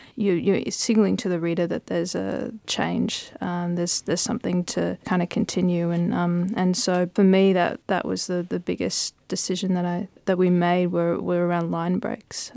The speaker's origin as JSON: {"language": "English", "town": "Brisbane", "region": "Queensland", "country": "Australia", "tie": "born or raised there", "said": "we grew up in Brisbane"}